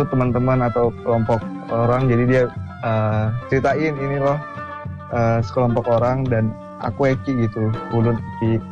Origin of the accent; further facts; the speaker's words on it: Bontang, East Kalimantan, Indonesia; Kalau aku pribadi asli sama, lahirnya Rinda, tapi hmm. lama dan tinggalnya di Bontang dari kecil